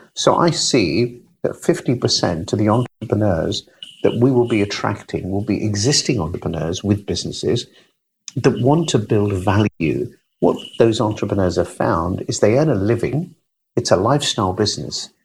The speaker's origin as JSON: {"language": "English", "country": "United Kingdom", "said": "I'm British."}